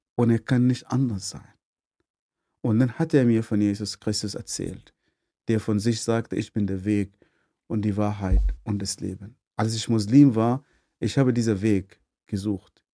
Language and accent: German; Northern Sudan, Sudan; German is a second language; moved away as an adult; also born or lived in Swabia, Germany; now in Germany; ich komme vom Nordsudan. Ich bin in eine sehr, sehr große Familie geboren.